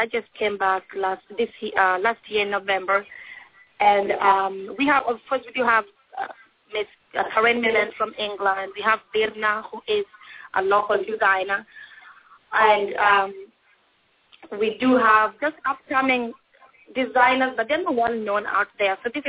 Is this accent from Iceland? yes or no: yes; Iceland; English is a second language; So when I called Carlos in Spanish that I'm from Iceland.